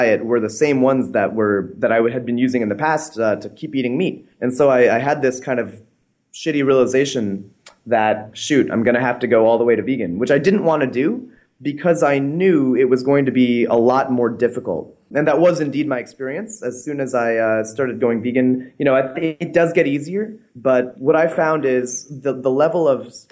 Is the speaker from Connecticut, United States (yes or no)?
yes; Connecticut, United States; I grew up in Connecticut as a fairly normal American kid